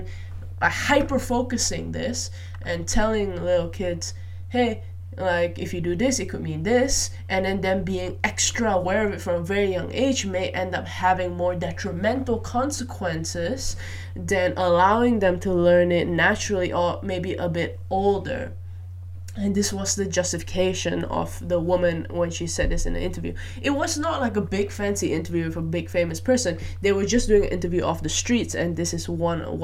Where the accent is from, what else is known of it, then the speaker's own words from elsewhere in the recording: Malaysia; moved away; I grew up in Malaysia